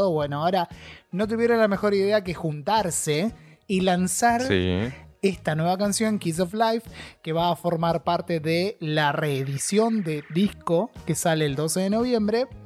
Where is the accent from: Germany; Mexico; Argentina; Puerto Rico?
Argentina; yo que soy el embajador argentino